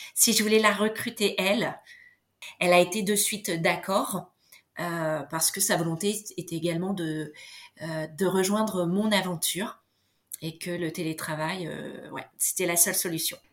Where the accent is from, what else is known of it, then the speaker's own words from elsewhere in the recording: Beauvais, Hauts-de-France, France; Beauvais, c'est là où j'ai grandi